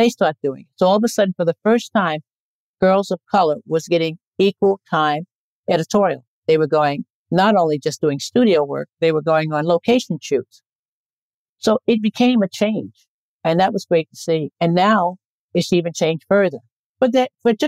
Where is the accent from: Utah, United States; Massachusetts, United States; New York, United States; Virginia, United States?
New York, United States; New York City; also born or lived in Crown Heights, Brooklyn; I grew up in Bedford-Stuyvesant